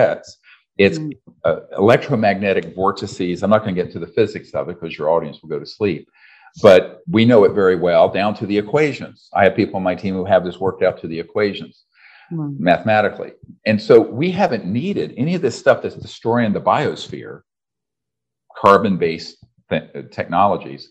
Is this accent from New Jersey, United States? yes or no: no; Charlotte, North Carolina, United States; I grew up in North Carolina in the South in Charlotte.